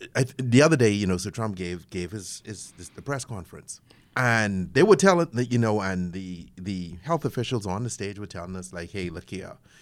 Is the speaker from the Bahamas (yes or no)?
yes; Bahamas; moved away; I'm originally from the Bahamas